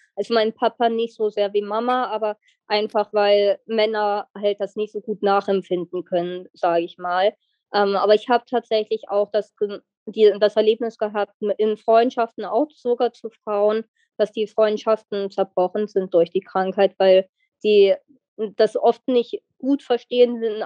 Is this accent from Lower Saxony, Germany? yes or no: yes; near Wolfsburg, Lower Saxony, Germany; Ich komme aus der Nähe von Wolfsburg